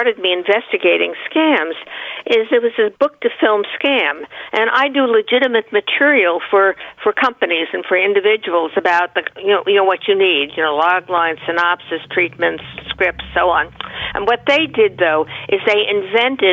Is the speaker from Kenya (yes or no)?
no; Great Neck, New York, United States; I grew up in Great Neck